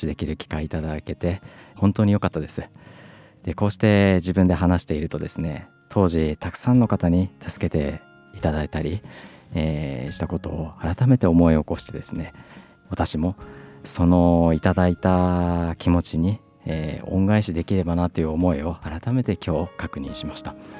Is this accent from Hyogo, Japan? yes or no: no; Sendai, Miyagi, Japan; 卒業と同時にですね地元の仙台市役所に入庁しました